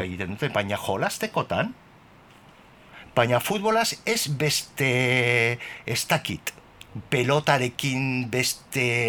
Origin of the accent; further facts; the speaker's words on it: Bilbao, Basque Country, Spain; gure bizitza izan zan, beti otxarkoaga, otxarkoaga